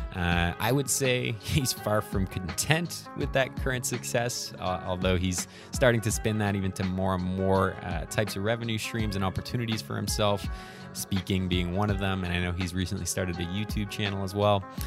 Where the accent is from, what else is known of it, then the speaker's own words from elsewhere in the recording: Ottawa, Ontario, Canada; my hometown of Ottawa, Canada